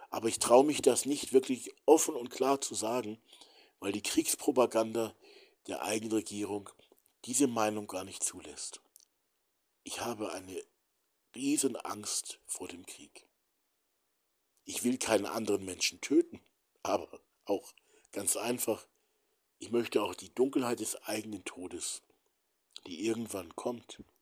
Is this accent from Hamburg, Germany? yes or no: yes; Hamburg, Germany; Aber warum hat man Städte mit Zivilisten wie Hamburg, ich bin ja Hamburger, Hamburg, Dresden, Nürnberg, Berlin zerbombt?